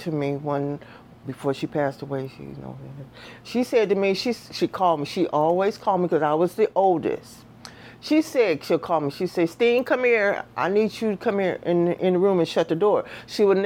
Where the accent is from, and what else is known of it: Los Angeles, California, United States; born or raised there; moved away; also born or lived in St. Louis, Missouri